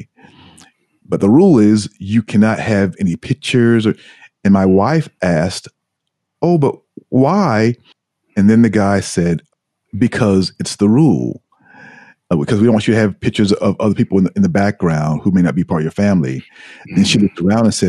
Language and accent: English; United States; moved away as an adult; also born or lived in New York City; now in Tokyo, Japan; as an American